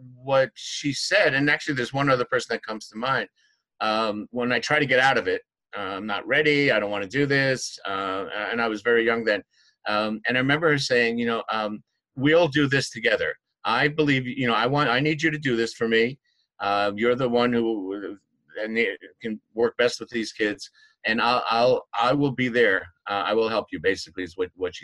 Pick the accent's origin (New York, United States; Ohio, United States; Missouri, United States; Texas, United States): New York, United States; I'm from New York.